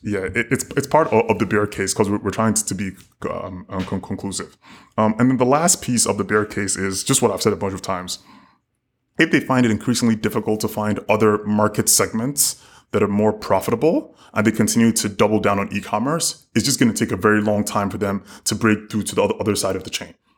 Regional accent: South Africa; as a South African

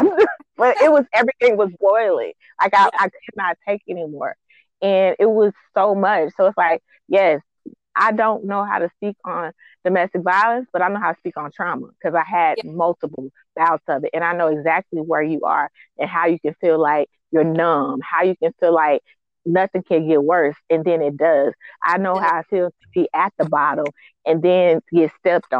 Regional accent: Texas, United States; I'm from Texas

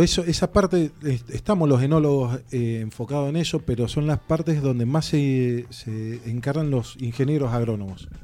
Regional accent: eastern Mendoza, Argentina; yo también soy del este de Mendoza

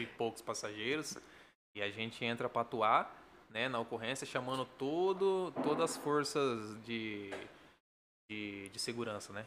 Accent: São José do Rio Preto, São Paulo, Brazil; accent: caipira; now in Bady Bassitt, Brazil; eu nasci aqui, né? Uhum. E fui criado mais com a minha família no sítio, né? Sou mais carpira

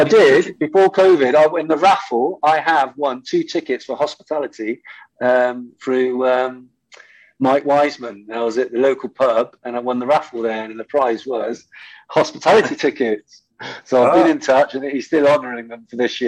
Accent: Bristol, South West England, United Kingdom; I was a Bristol City supporter

